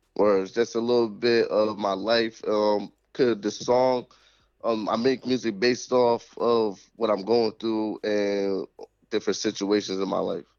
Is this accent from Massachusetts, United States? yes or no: yes; Springfield, Massachusetts, United States; this where we born and raised